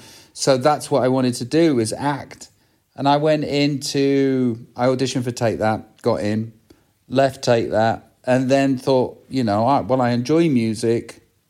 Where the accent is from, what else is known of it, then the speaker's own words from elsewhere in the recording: England, United Kingdom; it's simple, as Middle England, because I'm from Middle England. That's where I'm from.